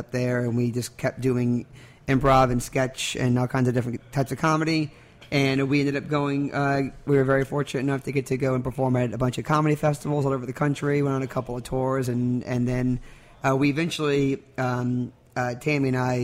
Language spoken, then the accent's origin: English; New Orleans, Louisiana, United States; also born or lived in St. Tammany Parish, Louisiana / Covington, Louisiana; Born here. Went to the North Shore for some damn junior high school and high school